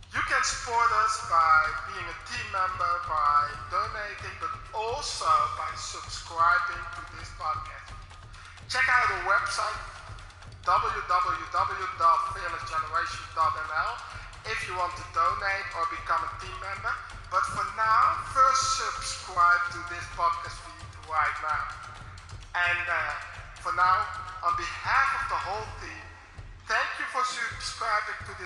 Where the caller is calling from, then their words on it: Netherlands; English is a second language; from the Netherlands